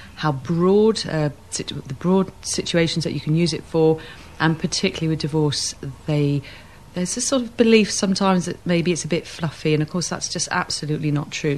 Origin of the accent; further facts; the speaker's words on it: England, United Kingdom; we're English